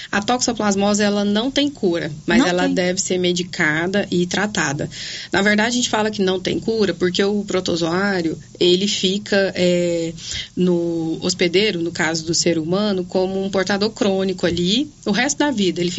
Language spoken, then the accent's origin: Portuguese; Anápolis, Goiás, Brazil; also born or lived in Rio Grande do Sul / Goiânia; eu sou de Anápolis, me formei no Rio Grande do Sul e fiz minha residência médica em Goiânia, na Fundação Banco de Olhos.